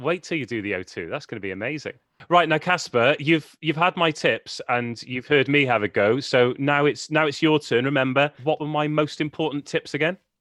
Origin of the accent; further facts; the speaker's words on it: Wales, United Kingdom; I'm from Wales